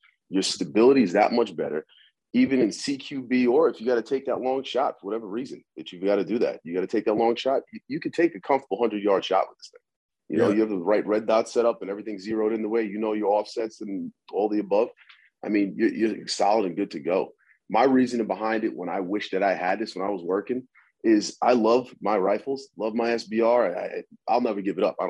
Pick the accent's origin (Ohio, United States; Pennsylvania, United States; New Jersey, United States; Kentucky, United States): New Jersey, United States; moved away as an adult; also born or lived in New York / St. Thomas, U.S. Virgin Islands / Staten Island / California; now in Florida, United States; resided in Jersey, where I grew up